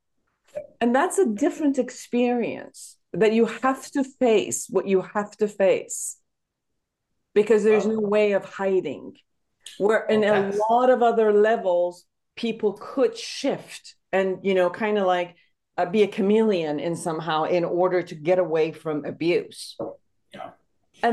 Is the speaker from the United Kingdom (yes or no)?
no; Iran; now in United States; I'm originally from Iran